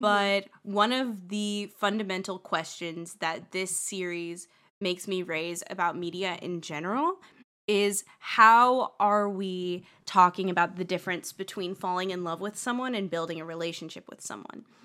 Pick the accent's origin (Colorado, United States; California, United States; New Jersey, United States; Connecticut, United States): Colorado, United States; Boulder; Boulder, but that's my hometown.